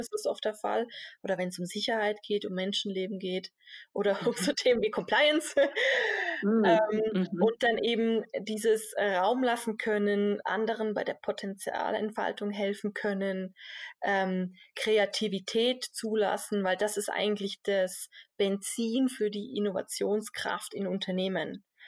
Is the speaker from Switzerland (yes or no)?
yes; Switzerland; als Schweizer